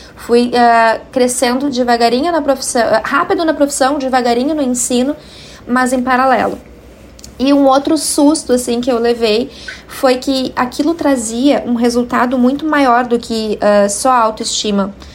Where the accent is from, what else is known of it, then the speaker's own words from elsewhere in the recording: Cachoeirinha, Rio Grande do Sul, Brazil; na minha cidade natal em Cachoeirinha